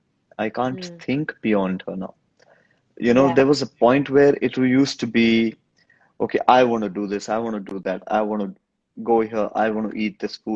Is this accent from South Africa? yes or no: no; India; first language Hindi; English is a second language; but I love speaking in my Hindi language. That's my native language. That's my mother tongue.